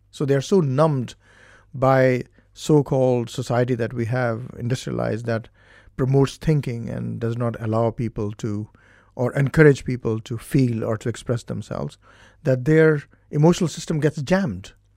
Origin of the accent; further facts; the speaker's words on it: India; now in Ireland; originally, I'm from India, and I came to Ireland in nineteen ninety-one